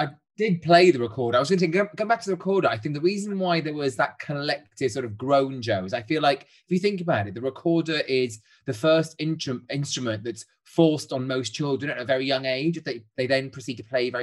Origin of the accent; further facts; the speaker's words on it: Wales, United Kingdom; now in London, United Kingdom; I'm Welsh